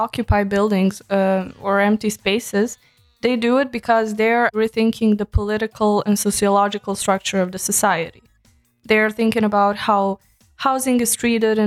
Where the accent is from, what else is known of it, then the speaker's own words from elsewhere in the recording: Serbia; moved away as an adult; now in Berlin, Germany; I am from Serbia